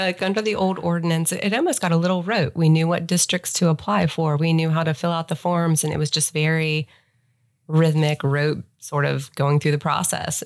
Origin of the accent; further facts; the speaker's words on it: Ohio, United States; moved away as an adult; also born or lived in Cincinnati; now in Charlotte, United States; I grew up in Ohio